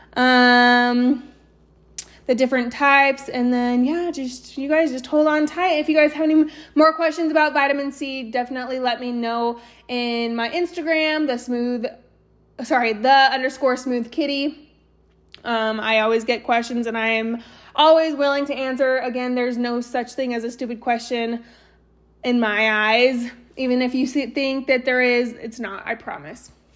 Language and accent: English; Eagle, Idaho, United States; also born or lived in Austin, Texas / San Antonio, Texas; now in Southeast Idaho, United States; I grew up in Eagle